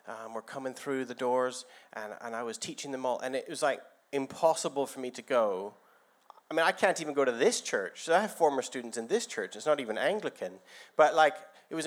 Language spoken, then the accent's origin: English; Canada; moved away as an adult; also born or lived in Guildford, England; now in England; I came to England from Canada about 22 years ago